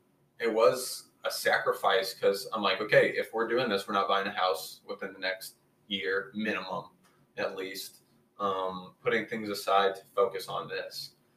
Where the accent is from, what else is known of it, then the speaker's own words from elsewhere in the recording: St. Louis, Missouri, United States; We're both from St. Louis and went to the same high school.